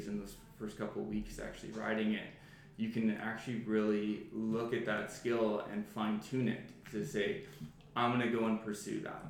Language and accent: English; Medicine Hat, Alberta, Canada; I grew up in Medicine Hat, Alberta, and my father was an insurance broker